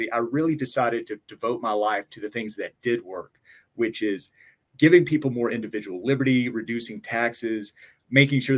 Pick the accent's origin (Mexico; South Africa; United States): United States; Johnson City, Tennessee; moved away as an adult; also born or lived in Washington, District of Columbia, United States; now in Clark County, Nevada, United States; I am from a little town called Johnson City, which is in really far East Tennessee